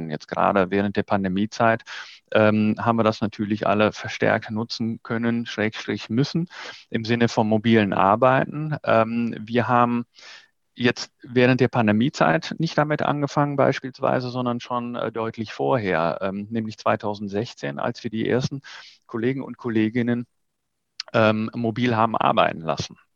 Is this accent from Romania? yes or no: no; Netherlands; born there; German is a second language; ich bin ja gebürtige Niederländer und habe noch Familie dort